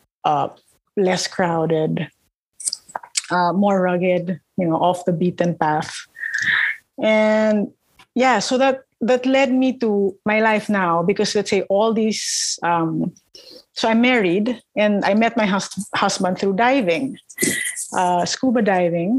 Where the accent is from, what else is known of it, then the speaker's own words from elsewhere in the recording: Parañaque, Metro Manila, Philippines; I grew up in Manila, suburban gal.